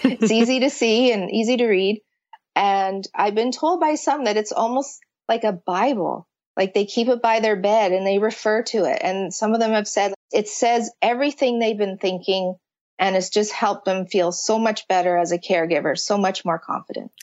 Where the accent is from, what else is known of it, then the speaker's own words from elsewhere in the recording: Canada; I'm from Canada